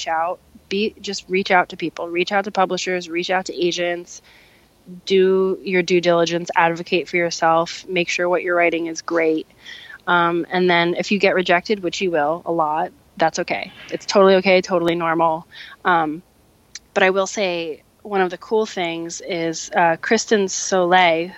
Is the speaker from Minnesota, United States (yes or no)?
no; New Jersey, United States; I was raised in New Jersey